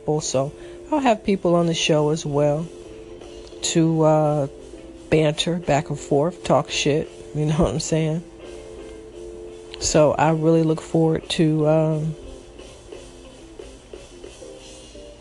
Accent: Chicago, Illinois, United States; I am from Chicago, Illinois

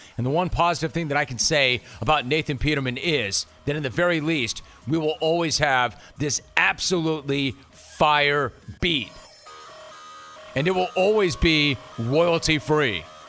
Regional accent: Los Angeles, California, United States; moved away as an adult; I grew up in Los Angeles, and I was not near the water, and then I moved down to where we are right now. And for 6 months, we lived near the water

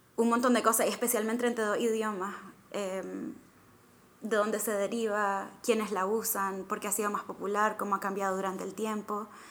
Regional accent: Nicaragua; moved away; soy nicaragüense, mitad británica

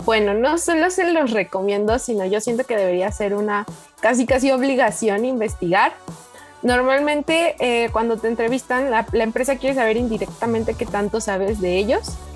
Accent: Oaxaca, Mexico; moved away as an adult; now in Puebla, Mexico; Soy de Oaxaca, pero estoy estudiando en Tecmilenio Campus Puebla

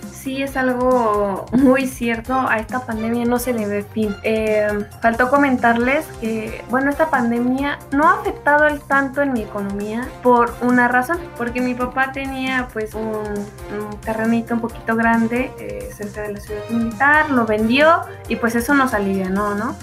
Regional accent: Mexico

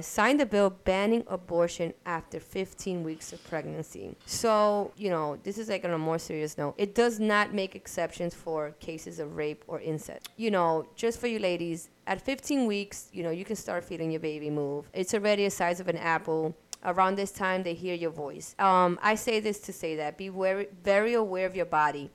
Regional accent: New York City, New York, United States; Grew, grew up in Brooklyn

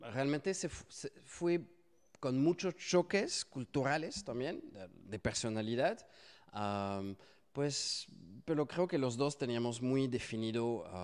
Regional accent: France; Spanish is a second language; soy francés, si no lo notaron por mi accentito, casi no se nota.

